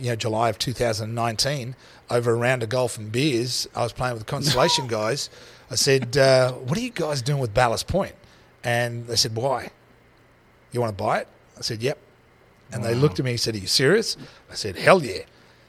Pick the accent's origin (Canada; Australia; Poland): Australia; moved away; I'm Australian.